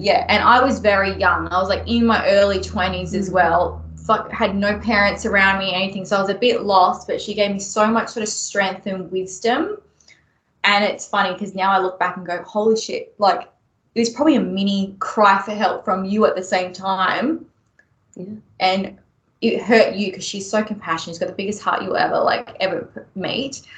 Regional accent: Melbourne, Victoria, Australia; moved away as an adult; now in Brisbane, Australia; I grew up in Melbourne

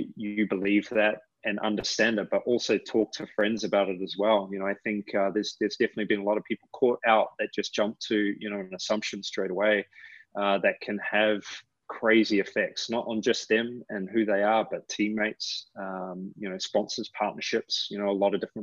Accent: New Zealand; now in United States; I'm from New Zealand.

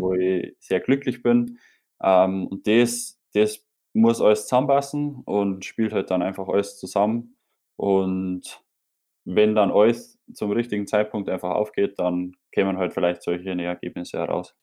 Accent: Bavaria, Germany; bei uns in Bayern

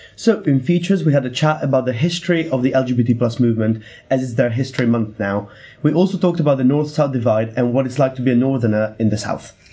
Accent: Italy; now in Bath, United Kingdom; I come from Italy

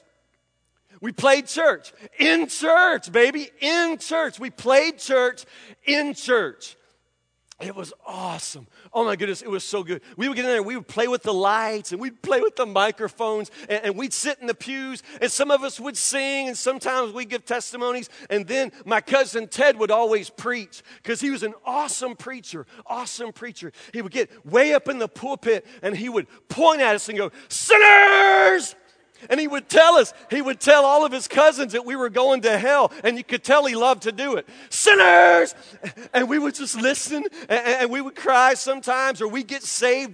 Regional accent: Franklin, United States; I grew up in Bar Baptist Mission in Franklin as a kid

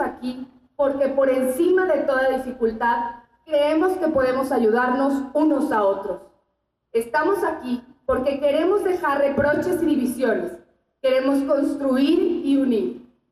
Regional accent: Mexico; Soy una mujer mexicana

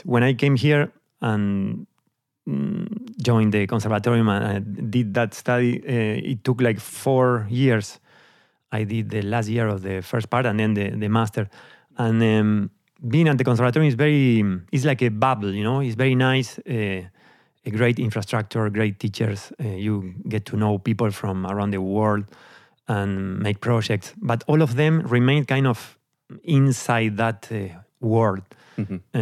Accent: Argentina; moved away as an adult; also born or lived in Amsterdam, Netherlands; now in Netherlands; I'm from Argentina. I grew up there. I left the country when I was 28

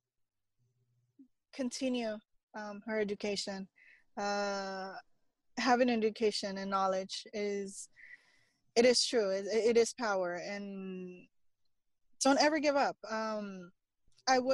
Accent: Los Angeles, California, United States; moved away; born and raised in East

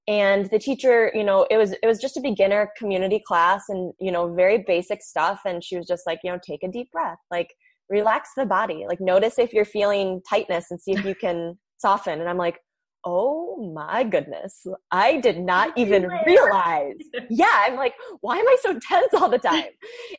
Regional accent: Michigan, United States; I am from Michigan. So the northern part of the United States, if you have any international listeners.

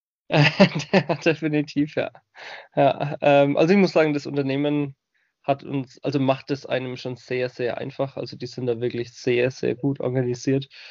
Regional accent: Bamberg, Bavaria, Germany; accent: Franconian; moved away as an adult; also born or lived in Breitengüßbach / United States; ich bin geboren im wunderschönen fränkischen Bamberg. Das werden jetzt einige Hörer von euch natürlich auch schon am Dialekt erkannt haben

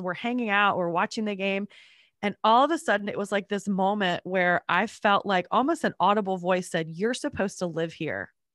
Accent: North Carolina, United States; also born or lived in Georgia; now in Atlanta, United States; I grew up in North Carolina and moved to Georgia

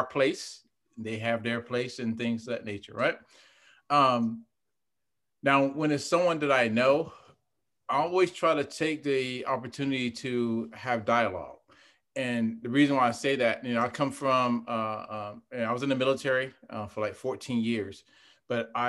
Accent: Fayetteville, North Carolina, United States; moved away as an adult; I grew up in North Carolina.

